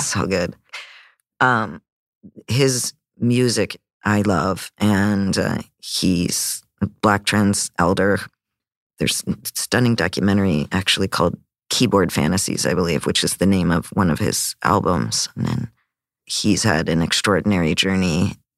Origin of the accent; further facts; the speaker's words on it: Canada; growing up in Canada